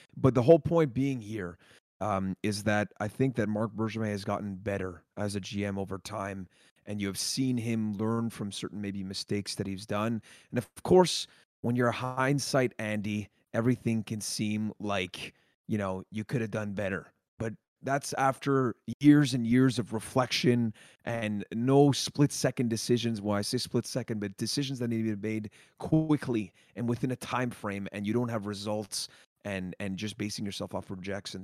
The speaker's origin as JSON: {"language": "English", "town": "Montreal", "region": "Quebec", "country": "Canada", "said": "we're from Montreal"}